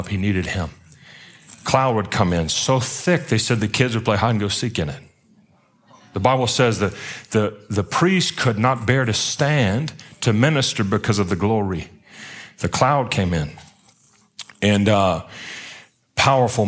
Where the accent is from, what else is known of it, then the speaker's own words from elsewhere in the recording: Baton Rouge, Louisiana, United States; also born or lived in Pensacola, Florida; now in Atlanta, United States; I'm from Baton Rouge down south, down at the bottom of the boot